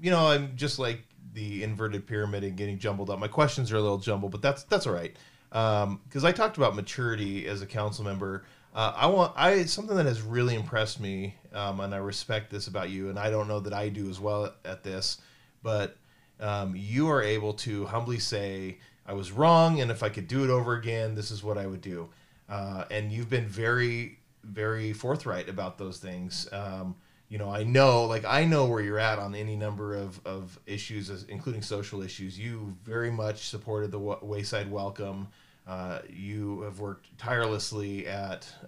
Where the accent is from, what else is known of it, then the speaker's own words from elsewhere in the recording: Centralia, Washington, United States; now in Pullman, United States; my hometown where I grew up, Centralia, just south of Olympia